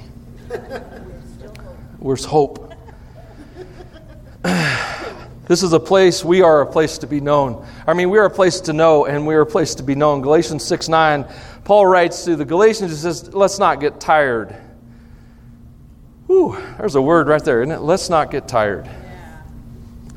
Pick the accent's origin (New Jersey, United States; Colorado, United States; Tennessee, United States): Tennessee, United States; I'm from Tennessee